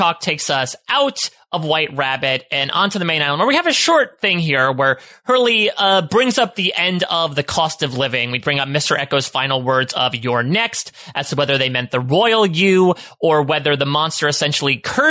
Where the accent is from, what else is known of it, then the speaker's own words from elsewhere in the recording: Canada; I'm Canadian, so I don't even know what a Wisconsin is.